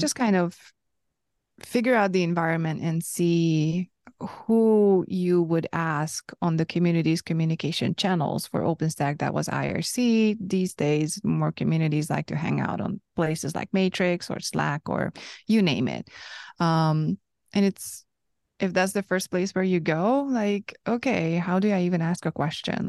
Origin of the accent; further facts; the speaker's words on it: Hungary; first language Hungarian; English is a second language; I'm from Hungary, so that's my first language